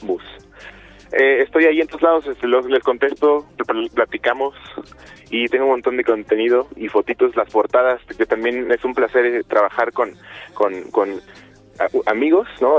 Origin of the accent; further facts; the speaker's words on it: Chilpancingo, Guerrero, Mexico; moved away as an adult; Yo soy de Chilpancingo, nací en Chilpancingo, Guerrero, y ahí me crié y me vine a vivir aquí a, a los 18